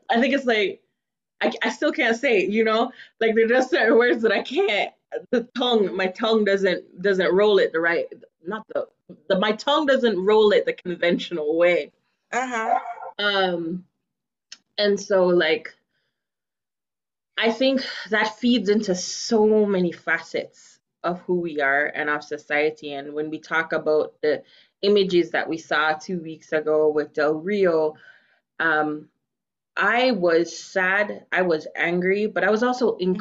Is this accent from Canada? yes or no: no; Jamaica; accent: Jamaican; now in United States; You know, I started speaking more of my Jamaican accent because of UndocuBlack.